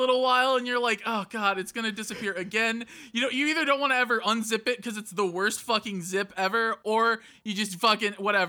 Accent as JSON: {"language": "English", "region": "Midwest", "country": "United States", "tie": "born or raised there", "said": "I grew up in the Midwest, man. Poor in the Midwest."}